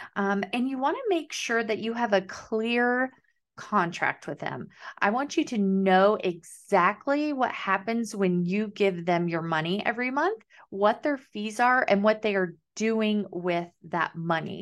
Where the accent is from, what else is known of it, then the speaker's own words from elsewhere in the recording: Kansas, United States; now in Southern United States; I'm living the South, but I'm from Kansas and we call it pop